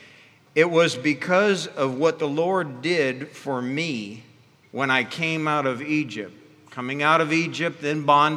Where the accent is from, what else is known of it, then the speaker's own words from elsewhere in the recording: Ghana; moved away; I was raised in Africa and in the country of Ghana